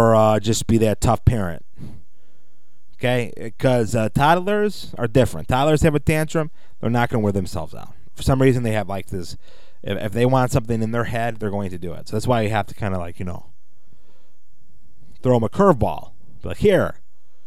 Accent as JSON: {"language": "English", "town": "Chicago", "region": "Illinois", "country": "United States", "said": "I'm from Chicago. I sometimes talk like I'm from Chicago"}